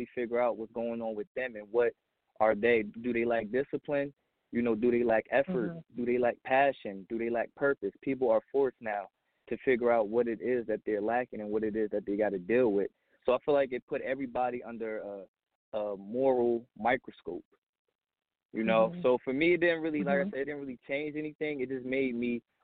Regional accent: New Jersey, United States; also born or lived in Pennsylvania; now in Poconos, Pennsylvania, United States; I'm from New Jersey, but I live in Pennsylvania right now, the Poconos.

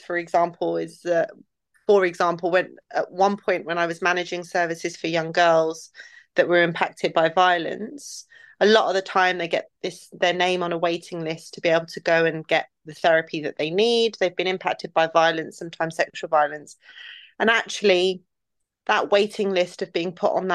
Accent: London, United Kingdom; also born or lived in Iraq; the community I built around me in the place in West London that I was raised

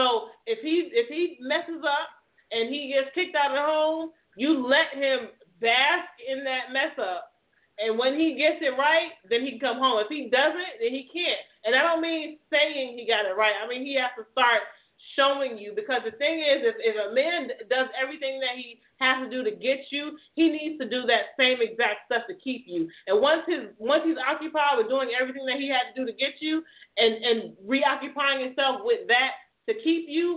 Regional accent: Jamaica; in my culture, I'm Jamaican

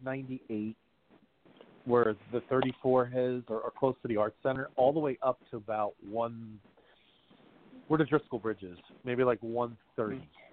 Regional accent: South River, New Jersey, United States; South River. That's where I'm from

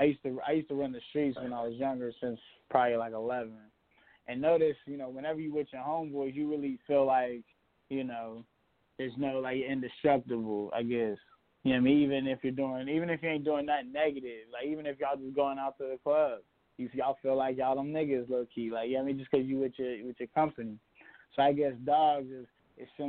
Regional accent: Pittsburgh, Pennsylvania, United States; I'm from Pittsburgh

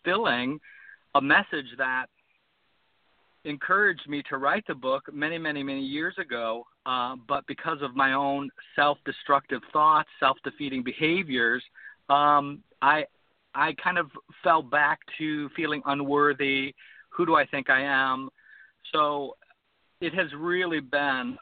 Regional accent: Ohio, United States; I grew up in Ohio and raised in a family of six, middle-class family

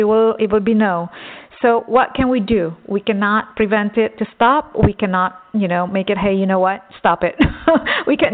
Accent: Texas, United States; I grew up in Texas

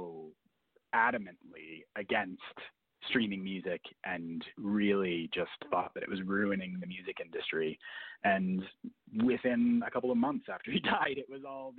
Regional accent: Minneapolis–Saint Paul, Minnesota, United States; I grew up in the Twin Cities

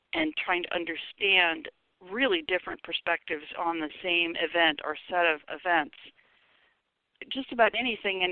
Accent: Seattle, Washington, United States; I grew up in Seattle

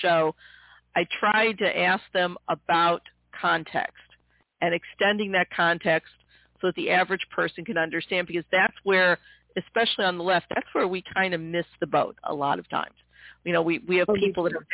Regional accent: Midwest, United States; also born or lived in Missouri; I'm born and bred in the Midwest

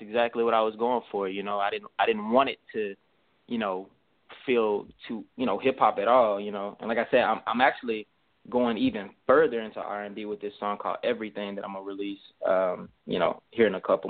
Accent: Montgomery, Alabama, United States; now in Houston, United States; I'm from Alabama, Gumtown, 334-36108

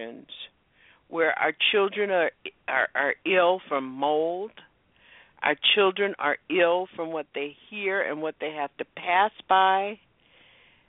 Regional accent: the South, United States; I grew up in Jim Crow South

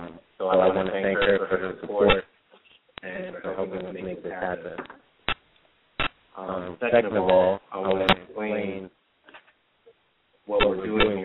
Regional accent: South Brunswick, New Jersey, United States; I grew up with in South Brunswick. We went to middle school and high school together.

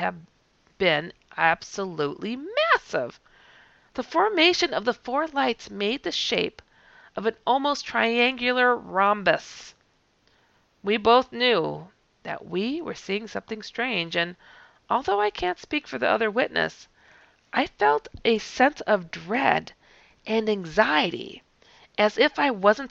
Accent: Wisconsin, United States; I'm from Wisconsin

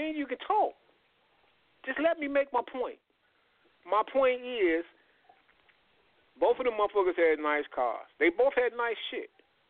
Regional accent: United States; Everybody know, well, we grew up in Navajo.

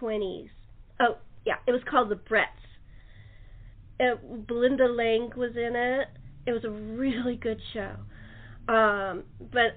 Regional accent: Los Angeles, California, United States; I grew up in Los Angeles

